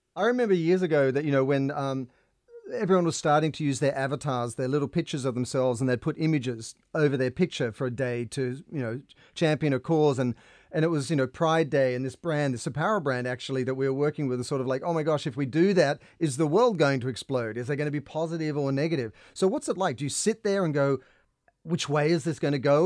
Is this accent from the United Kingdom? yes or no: no; Australia; I grew up in Australia in the water